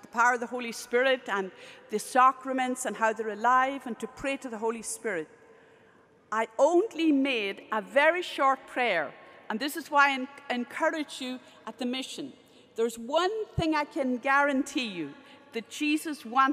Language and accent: English; Ireland; I'm Irish